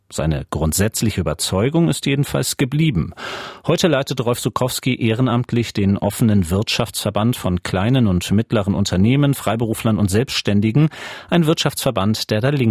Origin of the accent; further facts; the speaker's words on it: Leipzig, Saxony, Germany; also als Leipziger weiß man, wovon man spricht